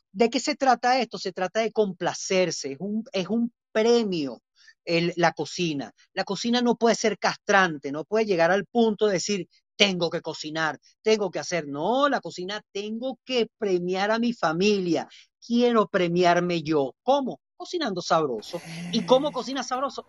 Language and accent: Spanish; Venezuela; Evidentemente conoce mi acento. bueno, yo vengo de Venezuela